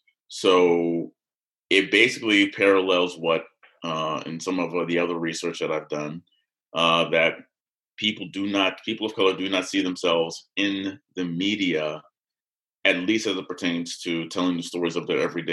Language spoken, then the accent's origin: English; Chambersburg, Pennsylvania, United States; born or raised there